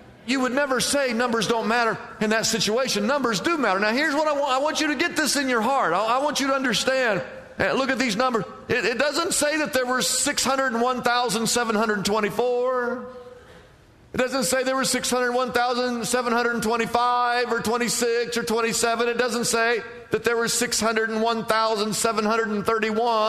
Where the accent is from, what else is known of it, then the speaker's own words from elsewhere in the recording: Midwest, United States; now in California, United States; I grew up in the Midwest.